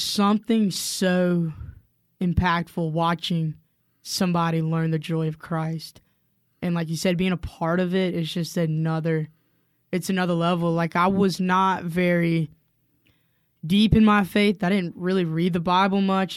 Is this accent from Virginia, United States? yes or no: no; Spartanburg, South Carolina, United States; moved away as an adult; now in Cullman, United States; I am actually originally from the upstate of South Carolina in a town called Spartanburg, South Carolina